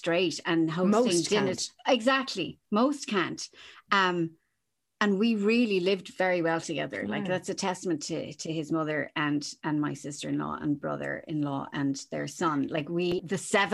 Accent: Kerry, Munster, Ireland; I grew up in Kerry

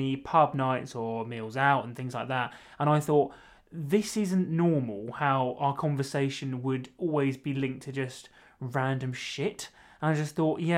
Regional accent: Maidstone, South East England, United Kingdom; now in Bournemouth, United Kingdom; Maidstone, Kent is where I'm from

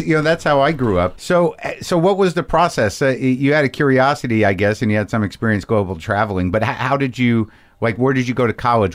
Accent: Albuquerque, New Mexico, United States; also born or lived in New Jersey; I grew up in Albuquerque, New Mexico

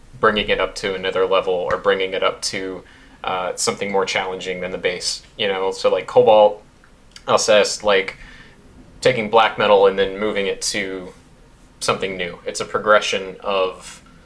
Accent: United States; as an American

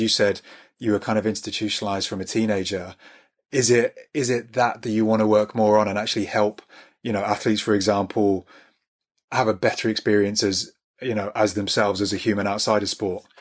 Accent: near Birmingham, West Midlands, United Kingdom; I grew up near Birmingham

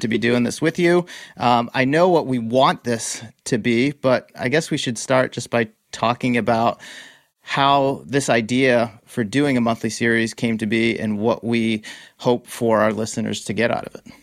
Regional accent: Massachusetts, United States; also born or lived in Boston; now in California, United States; I grew up in Massachusetts, I now live in California.

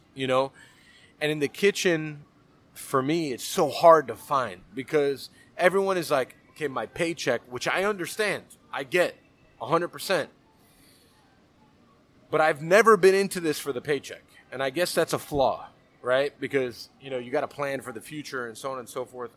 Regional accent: Miami, Florida, United States; born and raised in Miami, right? Like, Cuban-American, you know, growing up with that pastelitos and croquetas culture

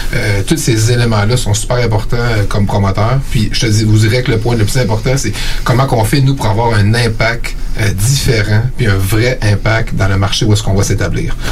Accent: Eastern Townships, Quebec, Canada; moved away as an adult; also born or lived in Sherbrooke / Montreal; now in Quebec City, Canada; je viens euh, des cantons de l'Est

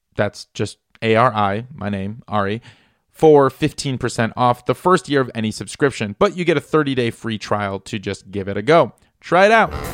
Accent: Midwest, United States; I grew up in the Midwest

